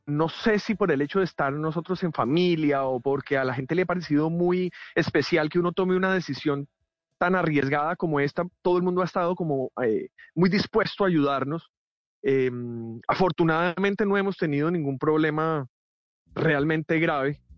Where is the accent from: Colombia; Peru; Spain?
Colombia; moved away as an adult; Me hace mucha falta estar en mi país